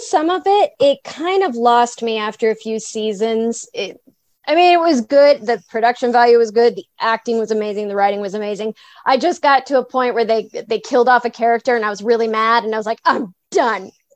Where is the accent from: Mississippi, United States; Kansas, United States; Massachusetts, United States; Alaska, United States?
Kansas, United States; I grew up in Kansas on a small farm.